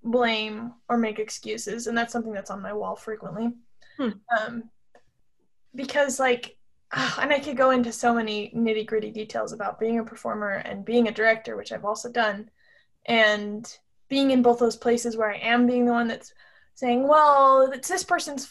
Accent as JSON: {"language": "English", "town": "Salt Lake City", "region": "Utah", "country": "United States", "said": "I am from Salt Lake City"}